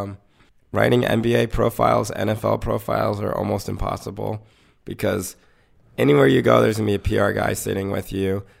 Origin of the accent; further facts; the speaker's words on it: North Carolina, United States; I grew up in North Carolina